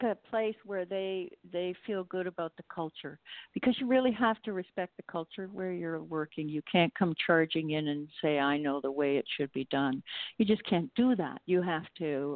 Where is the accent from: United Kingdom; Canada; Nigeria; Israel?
Canada; Toronto, Ontario; born or raised there; moved away as an adult; now in Mexico